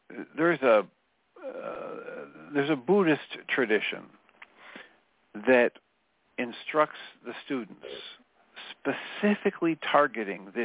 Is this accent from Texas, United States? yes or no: yes; Texas, United States; And of course, I'm from Texas.